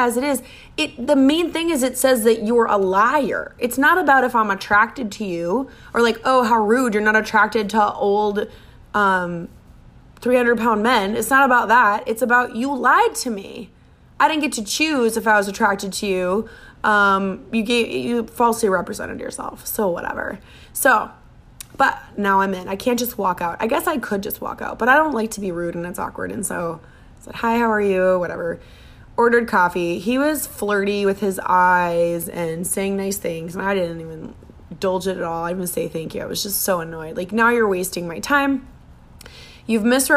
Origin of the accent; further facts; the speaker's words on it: Minnesota, United States; now in Miami, United States; I'm from Minnesota